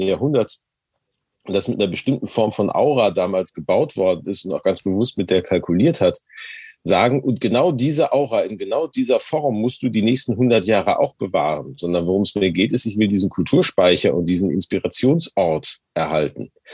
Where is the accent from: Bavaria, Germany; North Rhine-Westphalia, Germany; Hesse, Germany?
North Rhine-Westphalia, Germany; Gelsenkirchen; now in Hamburg, Germany; meiner Heimatstadt Gelsenkirchen